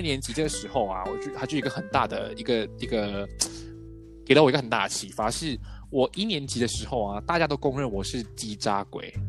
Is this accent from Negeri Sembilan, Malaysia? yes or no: yes; Port Dickson, Negeri Sembilan, Malaysia; moved away as an adult; also born or lived in Taiwan; 我是来自波德生的